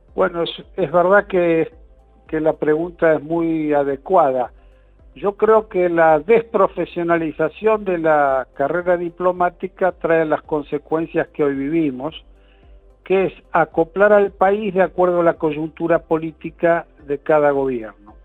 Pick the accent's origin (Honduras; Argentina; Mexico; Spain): Argentina